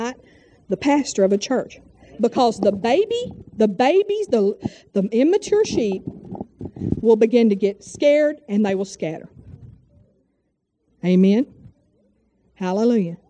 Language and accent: English; Texas, United States; moved away; we're from Texas